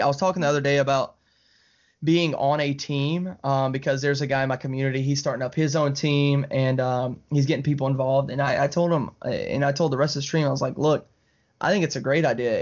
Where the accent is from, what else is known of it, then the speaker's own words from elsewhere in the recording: Alabama, United States; I'm from Alabama. Uh, you know, we're, like, twenty minutes from Georgia